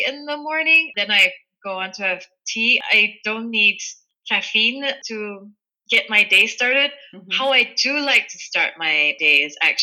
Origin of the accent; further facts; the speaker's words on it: Kuala Lumpur, Malaysia; now in Germany; I grew up in Malaysia, in Kuala Lumpur, so bilingual when I was growing up, Malay and English.